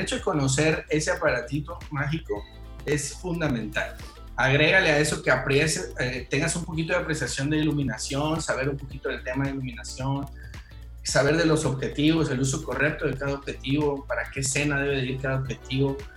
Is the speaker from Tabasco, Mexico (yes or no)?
yes; Tabasco, Mexico; moved away as an adult; now in Mérida, Mexico; soy oriundo de Tabasco